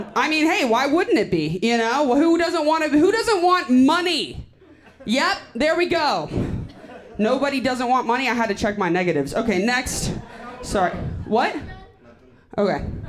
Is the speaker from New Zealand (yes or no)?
no; Austin, Texas, United States; I'm from Austin.